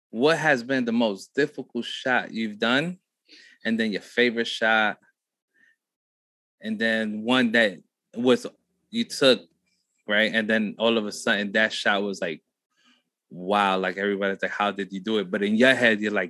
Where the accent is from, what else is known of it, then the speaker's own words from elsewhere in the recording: Chinantla, Puebla, Mexico; Uh, Puebla. Puebla. So, Chinantla and Buena Vista.